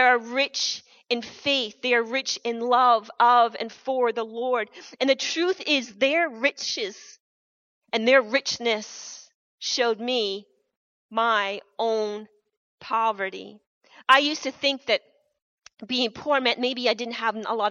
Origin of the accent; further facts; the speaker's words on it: Canada; I have been born in Canada, one of the richest nations of the world. I wouldn't want to have been born anywhere else but here. I'm proud to be Canadian.